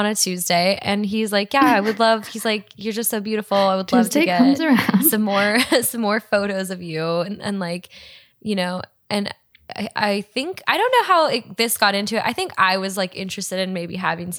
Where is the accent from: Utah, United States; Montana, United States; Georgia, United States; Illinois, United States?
Montana, United States; moved away; I grew up in Montana, traveled a bit, but like I've never really lived in a city before.